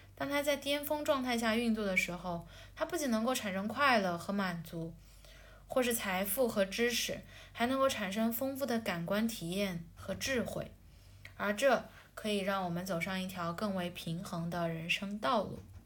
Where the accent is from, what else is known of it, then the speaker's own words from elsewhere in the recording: China; 我作为一个中国人